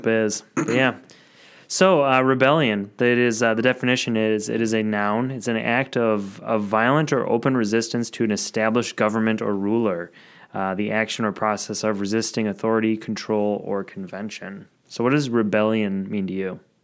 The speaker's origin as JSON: {"language": "English", "town": "Madison", "region": "Wisconsin", "country": "United States", "tie": "born or raised there", "said": "my hometown, Madison"}